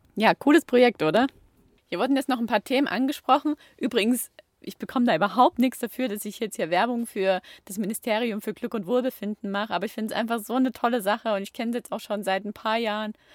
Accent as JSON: {"language": "German", "town": "Chemnitz", "region": "Saxony", "country": "Germany", "tie": "born or raised there", "also_born_or_lived": "Baden-Württemberg (Ländle)", "moved": "as an adult", "lives_now": "Baden-Württemberg, Germany", "said": "ich komme aus Chemnitz und ich bin dort aufgewachsen, ich bin dort in die Schule gegangen, das ist meine Heimat"}